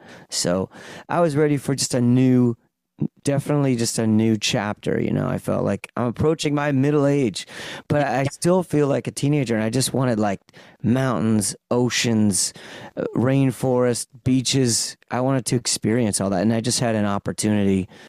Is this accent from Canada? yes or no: yes; Toronto, Ontario, Canada; moved away as an adult; now in Vancouver, Canada; I just live there now. I've been out here like 5 years, over 5 years. But I originally from Toronto, Ontario.